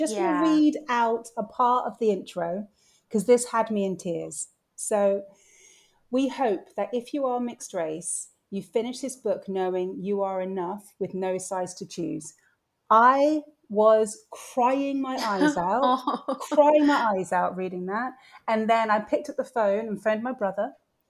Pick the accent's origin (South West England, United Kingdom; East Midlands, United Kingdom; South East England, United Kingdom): South West England, United Kingdom; Bristol; moved away as an adult; I grew up in Bristol from 7 to 19.